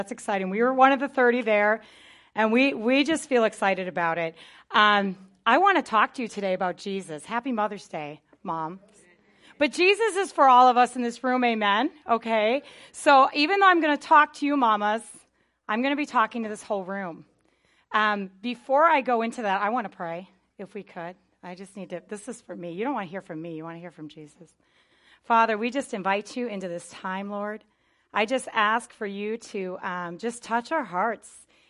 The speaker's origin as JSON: {"language": "English", "region": "Wisconsin", "country": "United States", "tie": "born or raised there", "said": "But I wasn't raised in Southern California. I was raised in Northern Wisconsin. I lived in the country, and we were like the only church in like, 100 miles or something like that."}